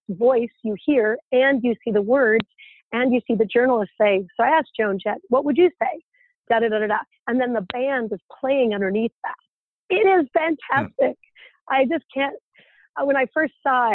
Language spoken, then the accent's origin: English; Idaho Falls, Idaho, United States; moved away as an adult; also born or lived in Utah; I grew up in Idaho Falls, Idaho